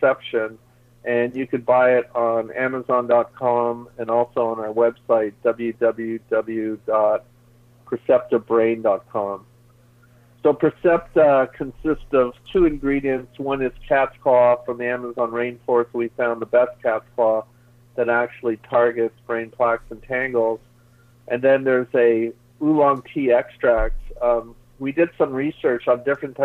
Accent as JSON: {"language": "English", "town": "Toronto", "region": "Ontario", "country": "Canada", "tie": "born or raised there", "also_born_or_lived": "Bowling Green / Kingston, Ontario / Seattle", "moved": "yes", "said": "I was born in Toronto, so I have a lot of family there, originally Canadian"}